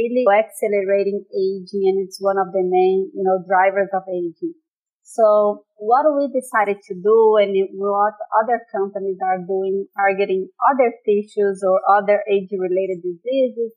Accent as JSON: {"language": "English", "country": "Brazil", "moved": "as an adult", "said": "I'm originally from Brazil"}